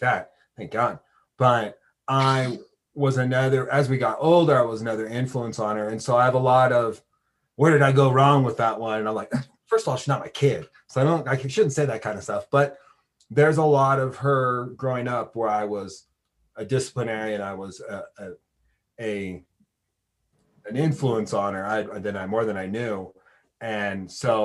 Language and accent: English; Portland, West Coast, United States; now in Laramie, United States; I didn't grow up here. I grew up on the West Coast, so Portland or anything.